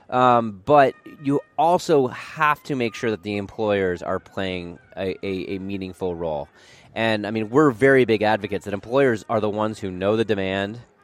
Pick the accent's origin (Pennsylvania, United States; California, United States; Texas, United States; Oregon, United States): Oregon, United States; Portland; moved away as an adult; I grew up in Portland, Oregon.